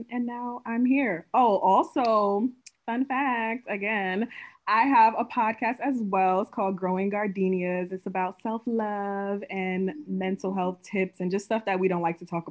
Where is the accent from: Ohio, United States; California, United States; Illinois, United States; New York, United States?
New York, United States; New York City; moved away; So I was born and raised in Brooklyn, New York. Ooh, I miss home. Brooklyn, New York. I'm from New York. Y'all can hear it.